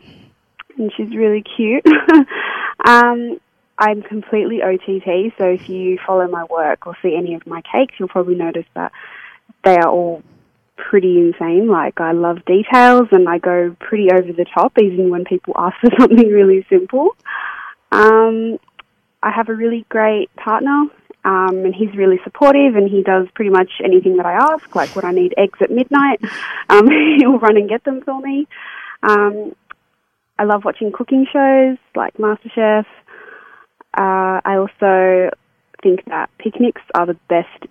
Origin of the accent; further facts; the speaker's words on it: Sydney, New South Wales, Australia; I'm from Sydney